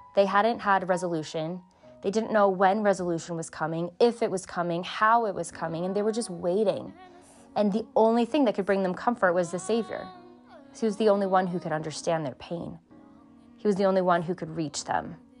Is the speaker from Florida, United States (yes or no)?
no; Southern California, United States; I grew up in Southern California